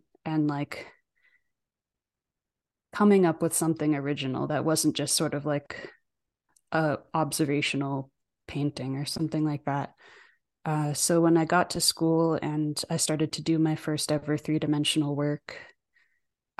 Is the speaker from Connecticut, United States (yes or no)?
yes; New Fairfield, Connecticut, United States; also born or lived in Ireland; now in Denver, United States; I was born in New Fairfield, Connecticut, or actually technically Danbury, Connecticut